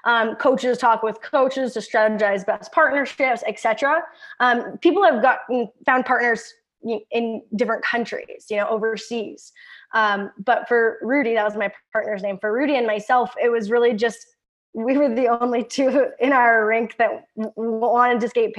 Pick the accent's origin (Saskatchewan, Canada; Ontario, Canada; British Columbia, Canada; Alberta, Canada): Saskatchewan, Canada; Kennedy; I'm from a super small town called Kennedy. It's in Saskatchewan. I mean, Saskatchewan's made up of small towns. I grew up on a ranch